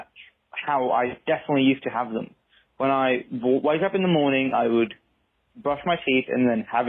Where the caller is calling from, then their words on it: Brisbane, Queensland, Australia; I'm calling from Brisbane, Australia.